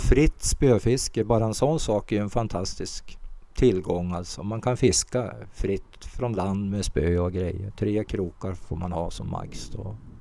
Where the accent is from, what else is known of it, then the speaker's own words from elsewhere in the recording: Ope, Jämtland, Sweden; also born or lived in Småland / Västerbotten; jag växte upp i en järnvägsstation i Ope